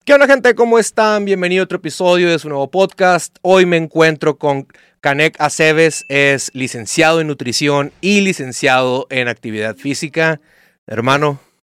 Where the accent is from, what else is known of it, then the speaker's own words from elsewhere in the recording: Mexico; como mexicanos